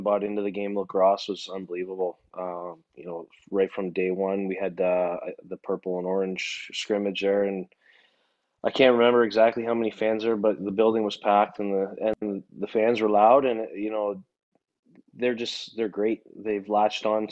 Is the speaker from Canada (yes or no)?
yes; Kitchener, Ontario, Canada; my hometown